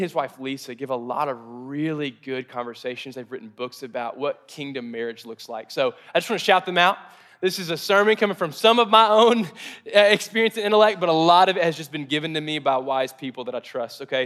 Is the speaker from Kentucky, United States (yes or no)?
yes; Mayfield, Kentucky, United States; I grew up in Mayfield, Kentucky, and, and kind of the south, the south portion of America.